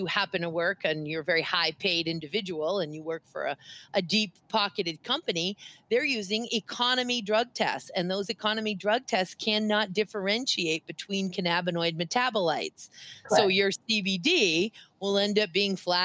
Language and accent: English; Waterville, Maine, United States; a gal that I grew up with in Waterville, Maine